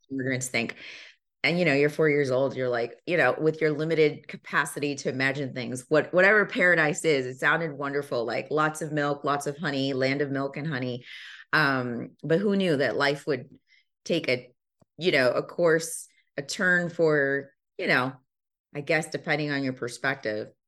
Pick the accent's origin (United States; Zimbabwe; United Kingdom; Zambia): Zambia; born there; They relocated to Zambia before I was born. I was born in Zambia.